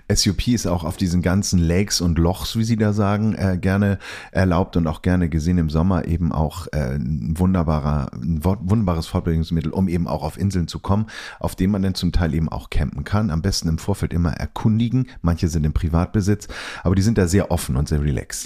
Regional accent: Germany; wir kommen aus Deutschland

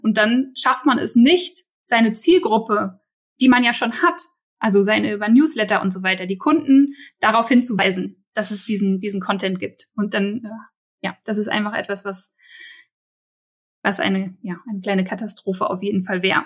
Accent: Berlin, Germany; als Berliner

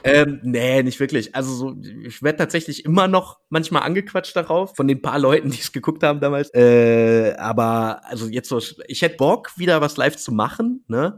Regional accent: Wuppertal, North Rhine-Westphalia, Germany; ich bin ja selber aus Wuppertal

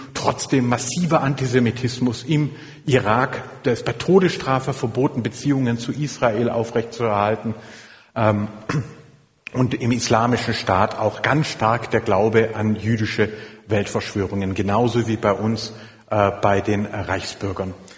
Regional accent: Filderstadt, Baden-Württemberg, Germany; ich komme äh, aus Filderstadt, das ist ganz in der Nähe von Echterdingen

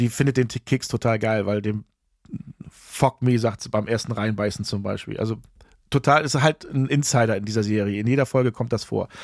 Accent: Germany; accent: German accent; Ich bin Deutscher

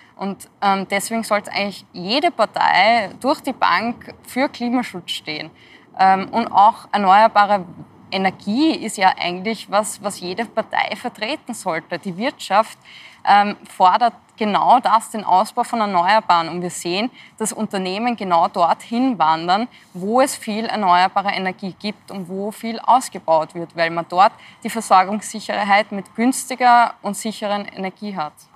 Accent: Austria; bei uns in Österreich

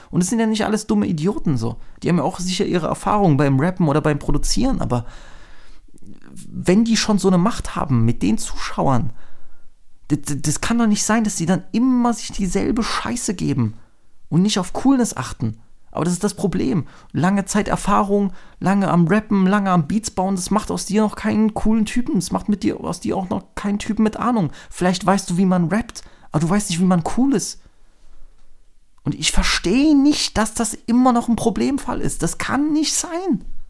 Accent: Germany; als Deutsche

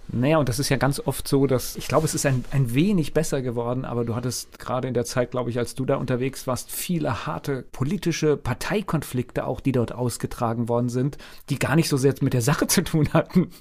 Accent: Verbandsgemeinde Bodenheim, Rhineland-Palatinate, Germany; ich komme ja aus der Verbandsgemeinde Bodenheim

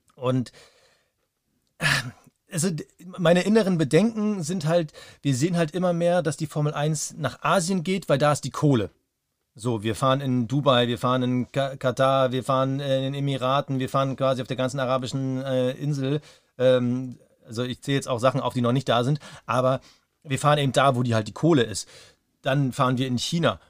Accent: Germany; für uns als Deutsche

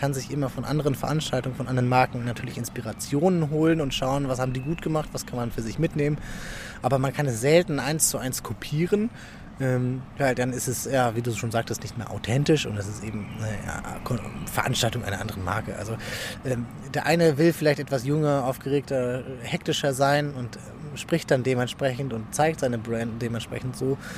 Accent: Rostock, Mecklenburg-Vorpommern, Germany; moved away as an adult; also born or lived in Freiburg / Berlin / Düsseldorf; now in Essen, Germany; Aus Rostock. Ich bin ein Nordlicht. Ähm, lange Zeit äh, in Rostock gewohnt, bis zum 18. Lebensjahr

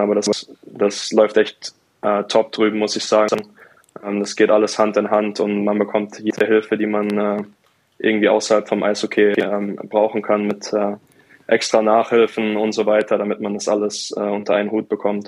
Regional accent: Mannheim, Baden-Württemberg, Germany; moved away as an adult; now in Bremerhaven, Germany; mein Elternhaus in, in Mannheim, wo ich aufgewachsen bin

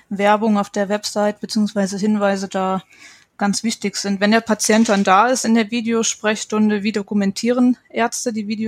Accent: Saarland, Germany; auch gerne ins Saarland, das ist ja sehr ländlich geprägt. Ich komme auch aus der Gegend

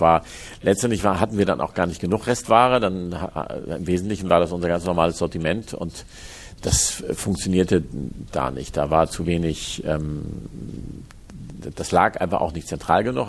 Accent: Hamburg, Germany; Ich bin in Hamburg geboren und am, am Stadtrand im, im, Osten von Hamburg bin ich aufgewachsen, aber in Hamburg zur Schule gegangen

